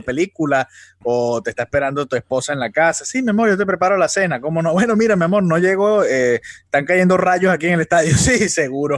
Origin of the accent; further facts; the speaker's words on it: Venezuela; now in Miami, United States; nosotros somos venezolanos